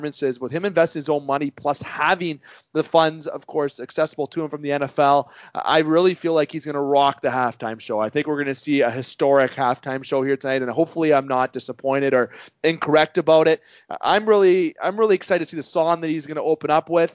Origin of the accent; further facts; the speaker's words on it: Canada; being a Canadian